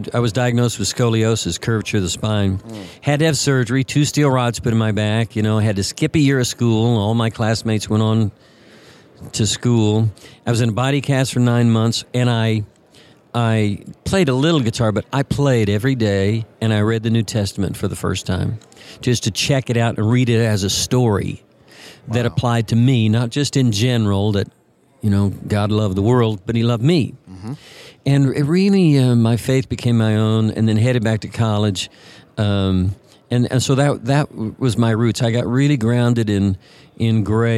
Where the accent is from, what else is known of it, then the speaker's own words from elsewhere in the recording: West Texas, United States; I was raised in West Texas in a little town